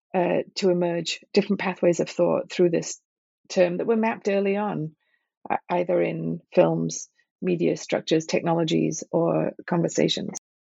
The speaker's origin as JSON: {"language": "English", "town": "Liverpool", "region": "North West England", "country": "United Kingdom", "tie": "born or raised there", "also_born_or_lived": "Manchester / Cambridge / Princeton / Rochester", "moved": "as an adult", "lives_now": "Philadelphia, United States", "said": "I grew up in Liverpool and Manchester in the UK"}